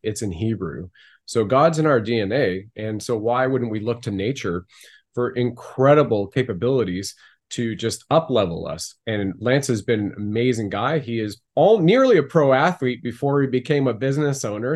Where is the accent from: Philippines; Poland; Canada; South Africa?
Canada; being a Canadian right now